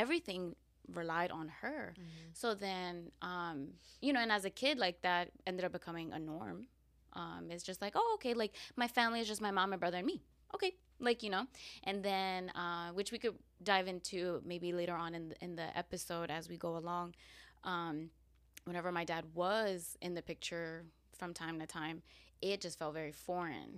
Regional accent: New York City, New York, United States; also born or lived in Queens, New York; I was born in Queens, New mm-hmm. York, but because of some issues, some uh, family issues, uh, we had to move to Staten Island uh, when I was two

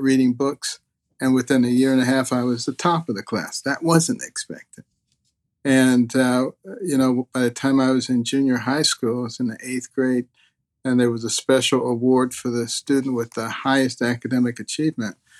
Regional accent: United States; also born or lived in Detroit, Michigan / Boston, Massachusetts; when I was growing up in Detroit and Boston

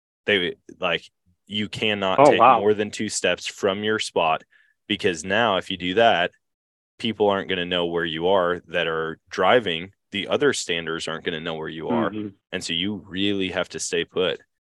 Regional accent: Eau Claire, Wisconsin, United States; So I grew up in Wisconsin or in Eau Claire.

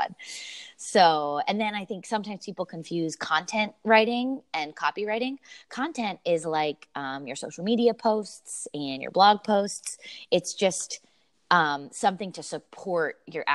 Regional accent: Lancaster, Pennsylvania, United States; also born or lived in Denver, Colorado; now in Philadelphia, United States; I'm from Lancaster, Pennsylvania originally, but my husband and I lived in Denver for the past 8 years out in Colorado

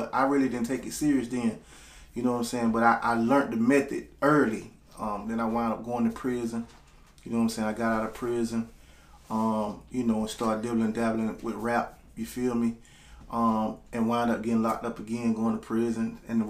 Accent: Panama City, Florida, United States; I'm from Panama City, Florida. Small town between Tallahassee and Pensacola.

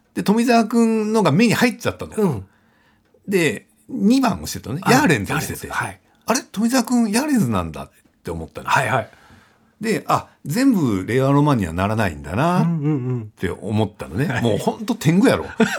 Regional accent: Fukuoka, Japan; 福岡で生まれ育った、えー、中堅漫才師

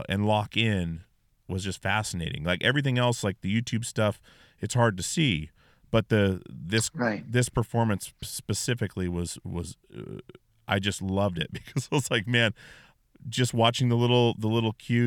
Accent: Alaska, United States; I grew up in Alaska.

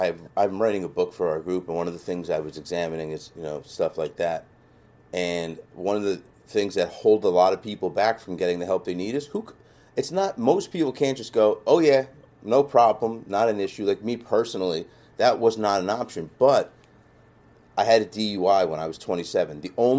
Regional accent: New Jersey, United States; I'm from New Jersey.

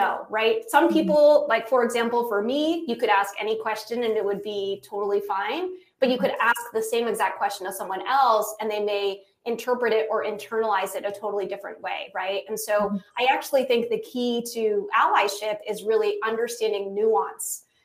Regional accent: United States; I'm American

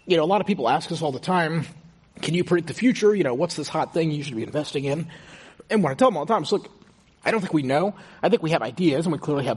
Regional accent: Houston, Texas, United States; moved away as an adult; also born or lived in Stanford, California; I grew up in Houston, in a very, kind of comfortable middle-class family

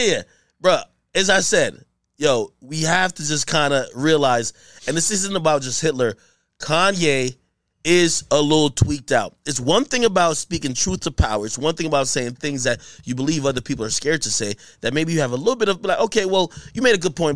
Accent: Jamaica; I'm from Jamaica

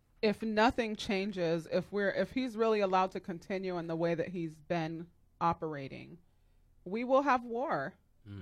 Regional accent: United States; I absolutely love being an American.

